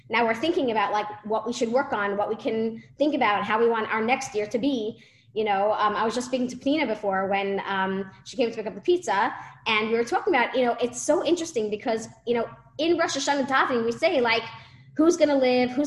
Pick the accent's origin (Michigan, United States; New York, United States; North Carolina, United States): New York, United States; New York City; moved away; I grew up in Brooklyn, okay? I lived there for 20 years